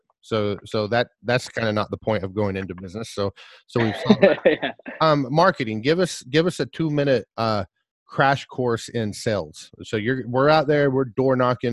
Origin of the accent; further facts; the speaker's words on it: Oologah, Oklahoma, United States; moved away; also born or lived in Nowata, Oklahoma / Tulsa, Oklahoma; I'm from Ooliga. I was born in Nowata, Oklahoma, went to Ooliga Tallala High School. Lived in the Tulsa area